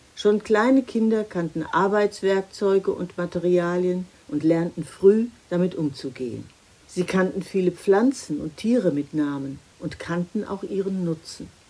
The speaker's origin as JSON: {"language": "German", "country": "Germany", "said": "bei uns in Deutschland"}